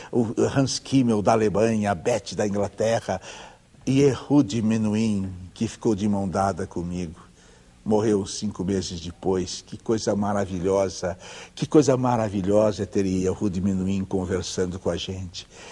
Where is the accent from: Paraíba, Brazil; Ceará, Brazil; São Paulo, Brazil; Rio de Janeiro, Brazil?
São Paulo, Brazil; Ourinhos; Eu que nasci em Ourinhos